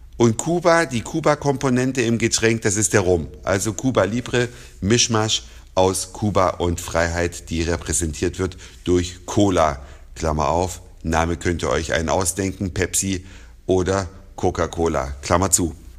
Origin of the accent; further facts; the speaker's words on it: Germany; bei uns in Deutschland